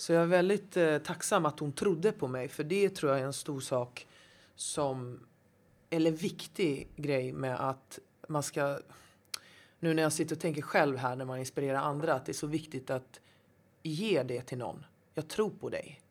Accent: Gothenburg, Västra Götaland, Sweden; now in Stockholm, Sweden; Jag är eh, uppvuxen i Angered, mm. Hammarkullen, Hjällbo.

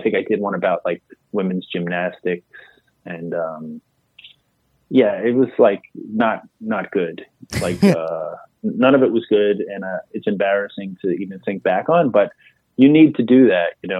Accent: New York City, New York, United States; growing up in Queens, I was halfway between the Manhattan comedy clubs and the clubs out on Long Island

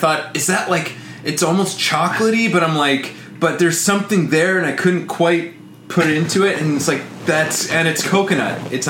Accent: Canada; I'm Canadian

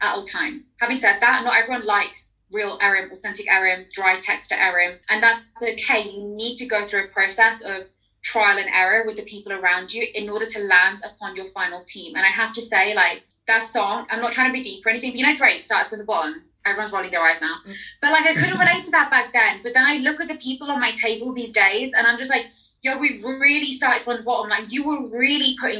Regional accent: London, United Kingdom; accent: London; my accent isn't leaning too heavily towards London and slang

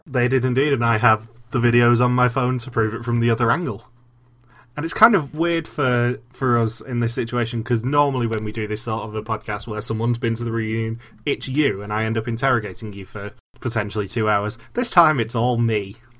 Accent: England, United Kingdom; I'm English.

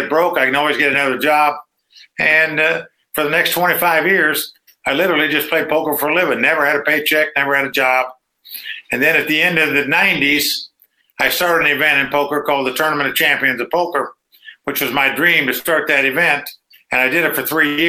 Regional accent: Dayton, Ohio, United States; moved away as an adult; also born or lived in North Carolina / Las Vegas; I grew up in Dayton, Ohio

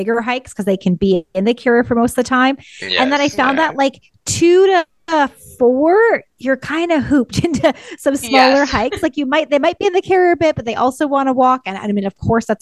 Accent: Ontario, Canada; moved away as an adult; I'm from Ontario as well

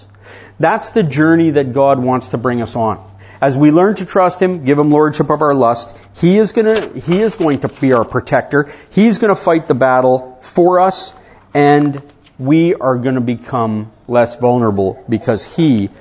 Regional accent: Canada; I come from Canada, I married an American

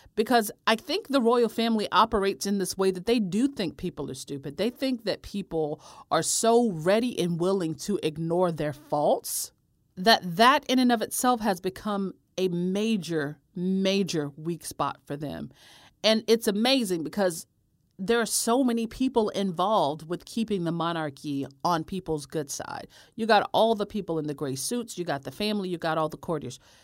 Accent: United States; I'm from America

